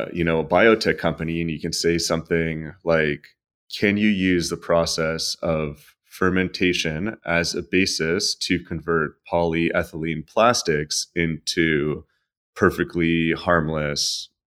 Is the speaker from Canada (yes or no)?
yes; Canada; I don't know if it's because I'm Canadian.